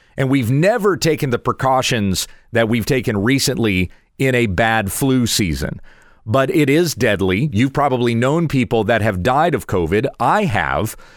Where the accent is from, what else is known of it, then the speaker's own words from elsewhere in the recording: United States; as an American citizen